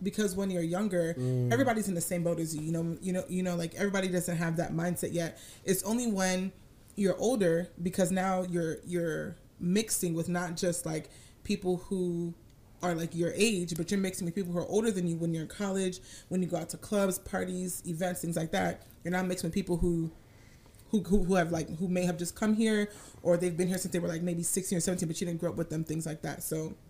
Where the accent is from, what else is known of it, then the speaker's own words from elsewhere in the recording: United States; I may have grown up in Western America, but the house that I lived in was a Nigerian household.